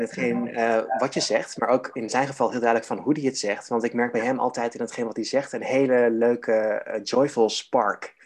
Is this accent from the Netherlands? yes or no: yes; Harderwijk, Gelderland, Netherlands; in mijn geboortestad Harderwijk